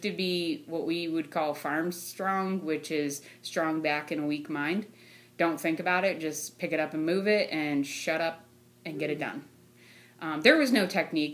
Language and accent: English; North Canton, Ohio, United States; now in Louisville, United States; I am originally from North Canton. I currently reside outside of Louisville